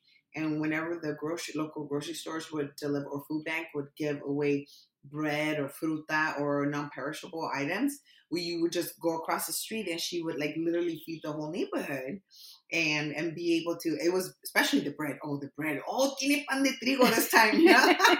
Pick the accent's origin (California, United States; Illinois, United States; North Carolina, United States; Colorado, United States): California, United States; San Diego; Yes, Southeast San Diego.